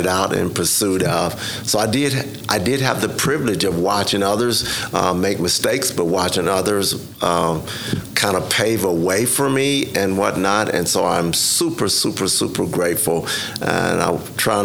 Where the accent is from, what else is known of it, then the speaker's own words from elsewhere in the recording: Spencer, Oklahoma, United States; grew up in Spencer, Oklahoma, primarily